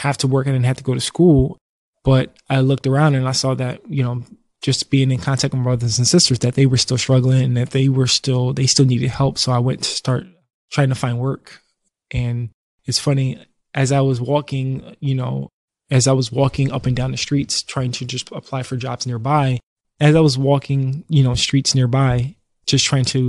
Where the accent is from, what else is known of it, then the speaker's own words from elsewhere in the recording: Philadelphia, Pennsylvania, United States; I grew up in North Philly